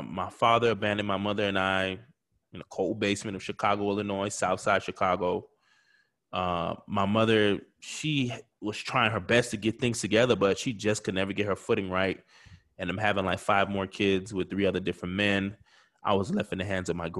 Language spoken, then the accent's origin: English; Haiti; growing up in the Caribbean culture, Haitian culture.